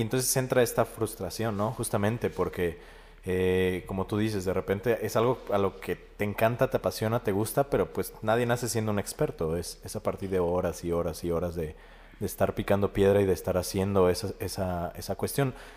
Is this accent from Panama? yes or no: no; Mexico; como sociedad mexicana somos muy postergadores